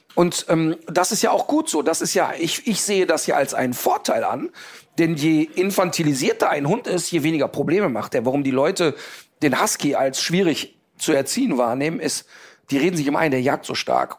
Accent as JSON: {"language": "German", "area": "Ruhr area", "region": "North Rhine-Westphalia", "country": "Germany", "also_born_or_lived": "Cologne", "said": "ich komme aus dem Ruhrpott, ich bin mit wirklich vielen türkischen Jungs sozialisiert worden"}